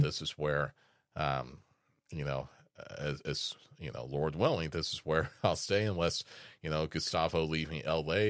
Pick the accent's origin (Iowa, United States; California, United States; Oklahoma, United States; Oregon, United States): Iowa, United States; Des Moines; moved away; I was born in Des Moines, Iowa